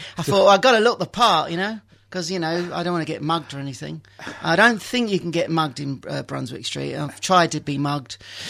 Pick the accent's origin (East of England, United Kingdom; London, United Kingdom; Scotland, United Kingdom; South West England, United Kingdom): London, United Kingdom; I was born in Dulwich.